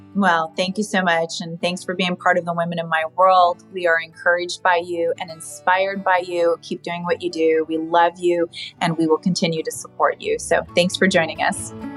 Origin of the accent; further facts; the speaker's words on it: Arizona, United States; moved away; I loved going back to my hometown